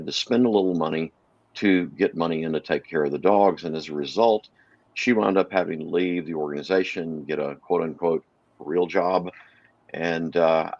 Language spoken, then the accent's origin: English; Texarkana, Texas, United States; moved away as an adult; also born or lived in Dallas, Texas / Tyler, Texas; now in West Coast, United States; I grew up in Texarkana, Texas, lived in Dallas, then lived in Tyler for a while